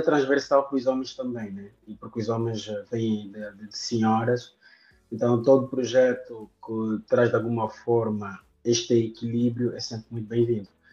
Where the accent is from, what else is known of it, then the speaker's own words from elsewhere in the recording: Viana, Luanda Province, Angola; cheguei em Luanda em 92, fiquei é no município de Viana, onde cresci. Toda a minha infância, ensino primário foi em Viana